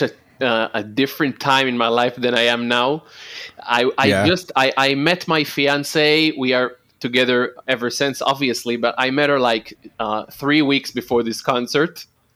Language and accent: English; Holon, Tel Aviv District, Israel; I didn't live in Tel Aviv. I lived in Holon, which is my hometown.